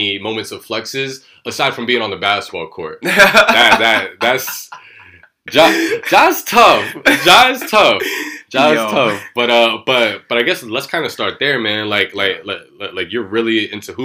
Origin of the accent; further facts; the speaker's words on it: New York City, New York, United States; being born and raised in New York